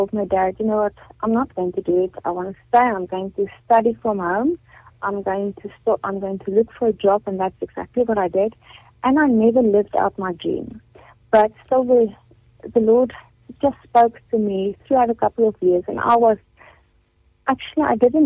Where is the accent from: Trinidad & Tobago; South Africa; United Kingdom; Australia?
South Africa; Carletonville, Gauteng; I've been born and bred in Carltonville